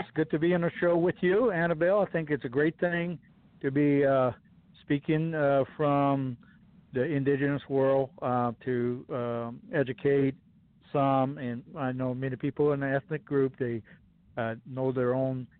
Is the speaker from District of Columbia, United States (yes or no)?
no; Livingston, Texas, United States; I'm born and raised here in Livingston, Texas. A true Texan